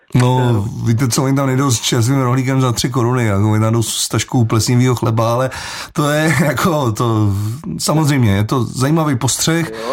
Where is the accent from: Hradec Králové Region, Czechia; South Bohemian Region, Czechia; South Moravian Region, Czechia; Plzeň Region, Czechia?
Plzeň Region, Czechia; Plzeň; já sám jsem z Dubrovky, takže ten chlum tam znám.